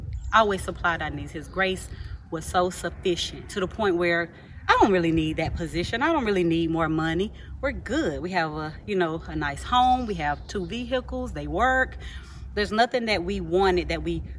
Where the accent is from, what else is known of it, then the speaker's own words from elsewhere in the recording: Georgia, United States; I'm from Georgia